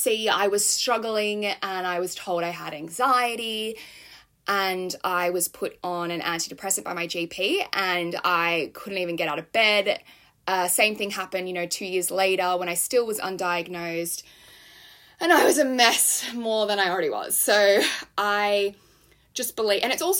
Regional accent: Sydney, New South Wales, Australia; now in London, United Kingdom; I am from Sydney, Australia. I'm currently living in London

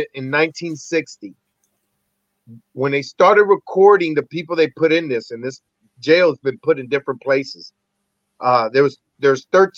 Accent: Lorain, Ohio, United States; also born or lived in Puerto Rico; I was born in Puerto Rico and raised in Lorain, Ohio by Cleveland.

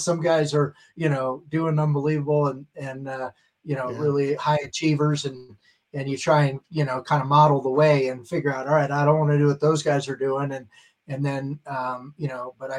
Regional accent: Worthington, Ohio, United States; moved away as an adult; also born or lived in Bethlehem, Pennsylvania / Dallas, Texas; I really, was living in Worthington, the Columbus area, went to Ohio State

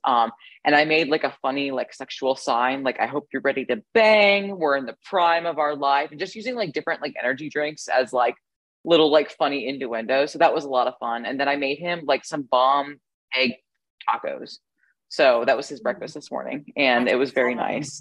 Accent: Ohio, United States; I grew up in the Midwest as well, specifically Ohio

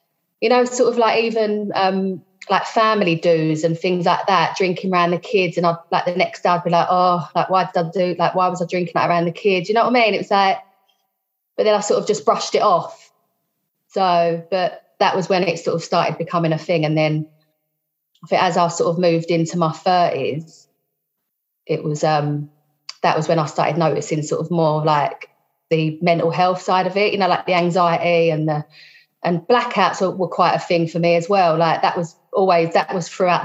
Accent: London, United Kingdom; I'm from South East London.

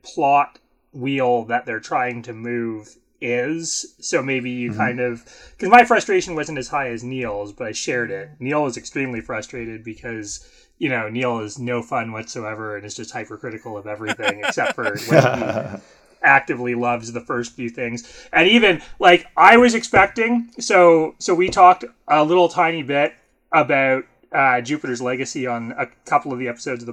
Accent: Canada; I'm Canadian.

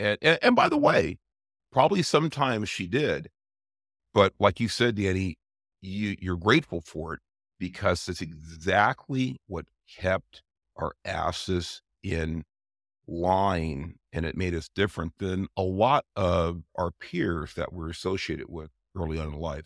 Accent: Los Angeles, California, United States; we grew up in Southeast L A. A lot of people know it as Watts

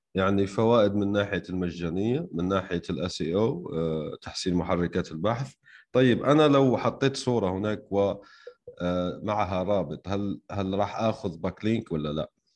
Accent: Algeria; انا شخصيا يعني من الجزائر

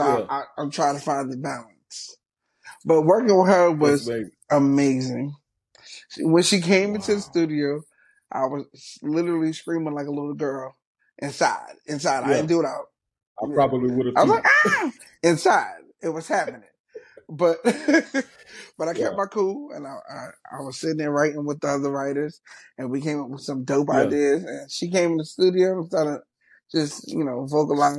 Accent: New York City, New York, United States; I'm from Brooklyn

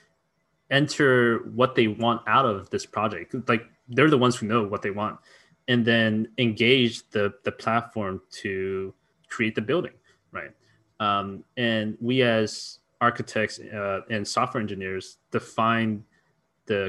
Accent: Mountain View, California, United States; the house where I grew up in Mountain View is literally down the street, walking distance from YC

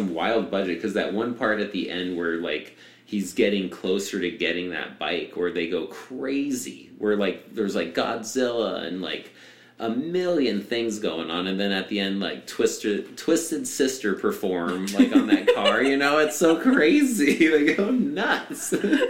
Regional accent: Arizona, United States; I'm from Arizona. That's golf cart world.

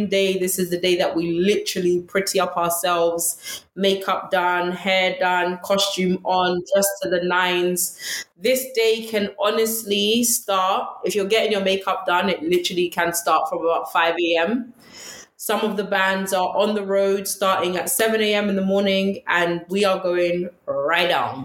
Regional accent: London, United Kingdom; I actually went to school in Ladbroke Grove. So I'm originally from West London.

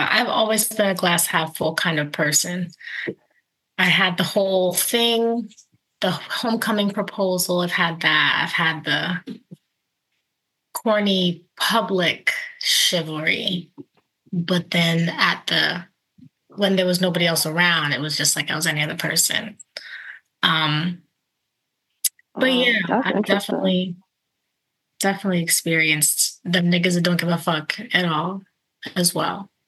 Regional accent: Maryland, United States; yes, like, I'm from the burbs. I am not from Baltimore because they are different places.

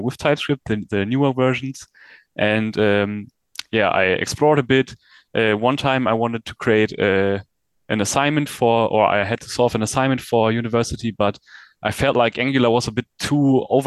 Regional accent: Germany; I'm from Germany

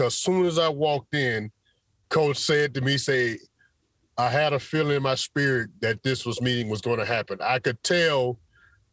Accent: Pensacola, Florida, United States; also born or lived in Tallahassee, Florida / Tampa, Florida; growing up in Pensacola, Florida, and attending school in Tallahassee

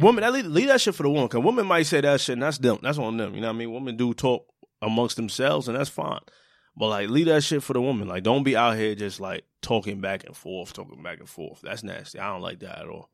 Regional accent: New York City, New York, United States; I'm from Brooklyn

